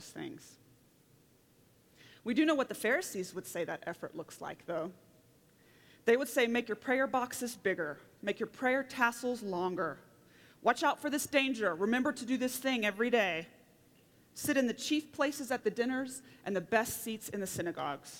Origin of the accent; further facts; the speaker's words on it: Oklahoma, United States; now in Colorado, United States; I come from Oklahoma, where the wind comes sweeping down the plains